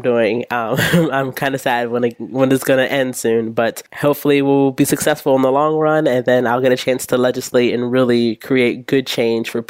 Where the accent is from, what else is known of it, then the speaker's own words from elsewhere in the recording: York, Pennsylvania, United States; I am from York, Pennsylvania. This is where I was born and raised